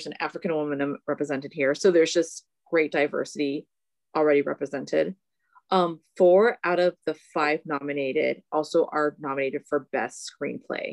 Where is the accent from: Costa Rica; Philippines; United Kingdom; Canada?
Philippines; I'm Filipino